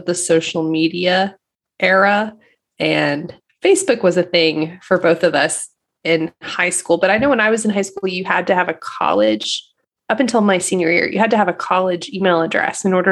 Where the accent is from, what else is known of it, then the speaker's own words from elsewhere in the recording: Indiana, United States; we're from Indiana